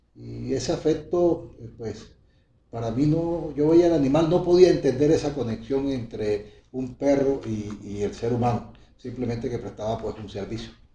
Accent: El Banco, Magdalena, Colombia; now in Valledupar, Colombia; yo soy del Banco Magdalena, como lo he venido reiterando muchas veces, orgullosamente banqueño, y allá en mi niñez

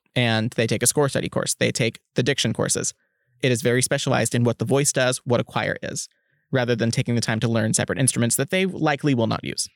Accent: Oklahoma, United States; moved away; also born or lived in Kansas; I'm originally from Oklahoma, and had I stayed in state, my degree would have looked completely different

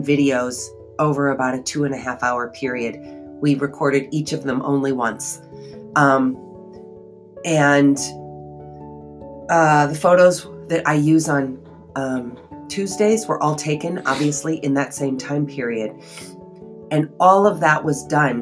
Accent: United States; I used my R's because I'm American

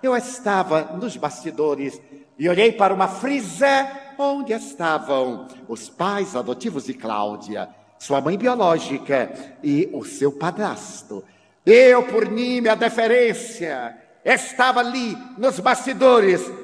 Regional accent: Feira de Santana, Bahia, Brazil; na minha cidade natal

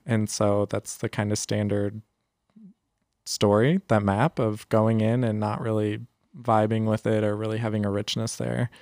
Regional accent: San Jose, California, United States; also born or lived in San Antonio, Texas; I grew up here in San Jose

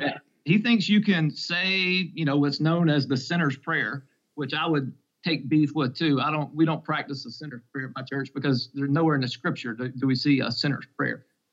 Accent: Alabama, United States; my home state of Alabama

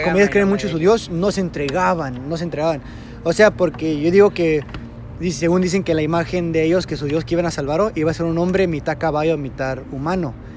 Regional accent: Mexico; somos mexicanos

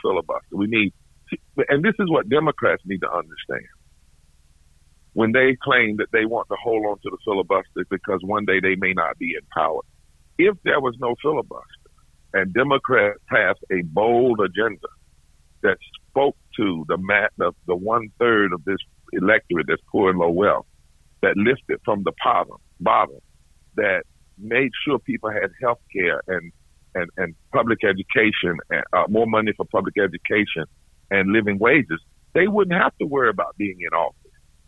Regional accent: the South, United States; I'm from the South

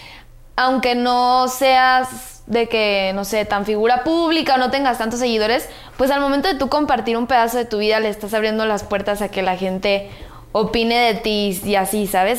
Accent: Guadalajara, Jalisco, Mexico; Soy de Guadalajara

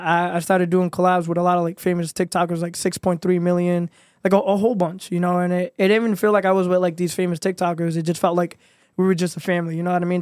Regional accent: Providence, Rhode Island, United States; also born or lived in New York City / Florida; Born and raised, uh, lived all around Rhode Island, uh, Providence

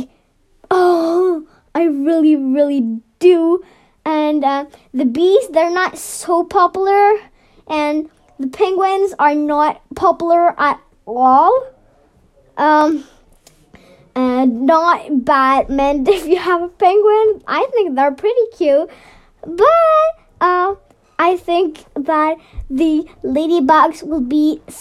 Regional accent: Norway; I'm from Norway

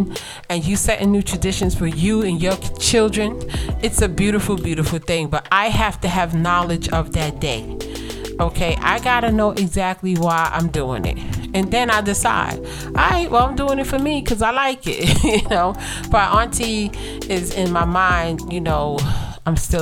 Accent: New York City, New York, United States; Growing up in Brooklyn

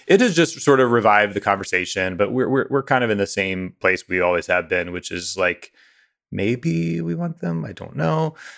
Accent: near Pike County, southern Ohio, United States; moved away; the part of Ohio that I am from, which is the hillbilly elegy part of Ohio

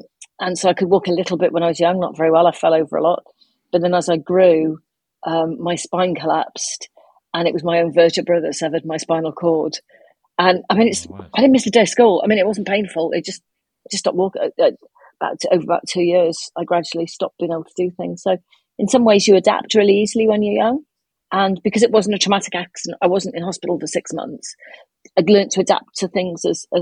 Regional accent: Cardiff, Wales, United Kingdom; I'm from Cardiff, which is the capital city

